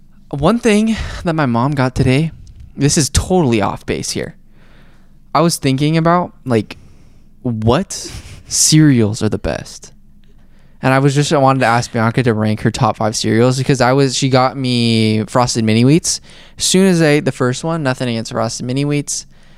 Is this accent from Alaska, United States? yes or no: yes; Alaska, United States; born there; also born or lived in Mexico; Oh, I was born in Alaska. Then I lived in Mexico.